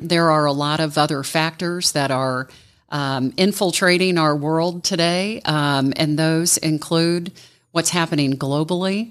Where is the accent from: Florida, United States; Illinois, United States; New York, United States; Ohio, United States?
Ohio, United States; now in Atlanta, United States; I grew up in Ohio. I moved to Atlanta in nineteen eighty